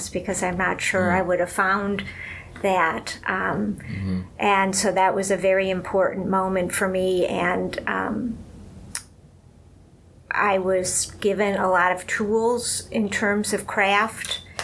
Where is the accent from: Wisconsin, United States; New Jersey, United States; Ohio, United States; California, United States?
Ohio, United States; Cleveland; moved away as an adult; now in New York City, United States; I grew up in Cleveland.